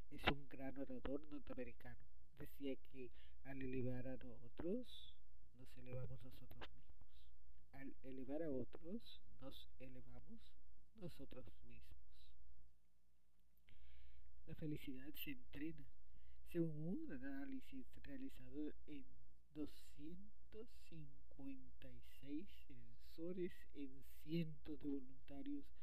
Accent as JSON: {"language": "Spanish", "town": "Barranquilla", "region": "Atlántico", "country": "Colombia", "said": "desde Barranquilla, Colombia."}